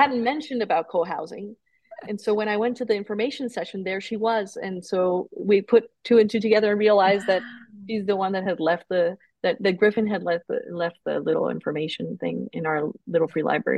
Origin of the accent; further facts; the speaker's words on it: Colombia; moved away as an adult; now in United States; when I was growing up in Colombia, it's very Catholic